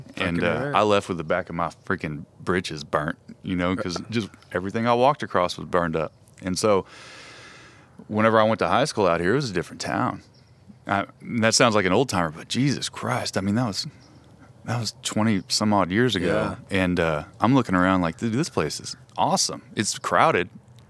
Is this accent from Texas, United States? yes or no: yes; Fort Worth, Texas, United States; also born or lived in Weatherford; You know, I went to high school in Weatherford, and I'm from Fort Worth, but ended up in high school in Weatherford.